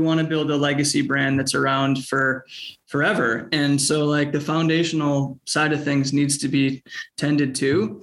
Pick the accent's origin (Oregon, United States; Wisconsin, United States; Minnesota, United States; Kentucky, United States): Minnesota, United States; moved away as an adult; also born or lived in Southeast Asia; we're from Minnesota, so this is our soft landing